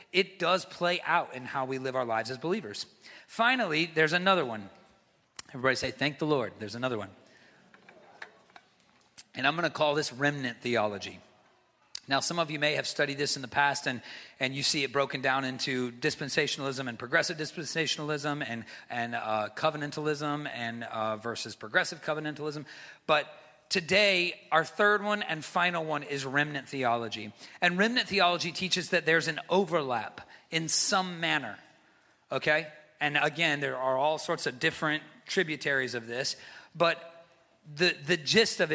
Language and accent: English; United States; as the American church